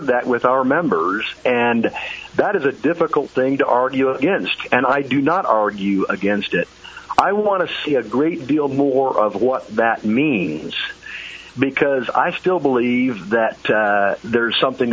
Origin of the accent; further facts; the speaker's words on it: Indiana, United States; in my home state of Indiana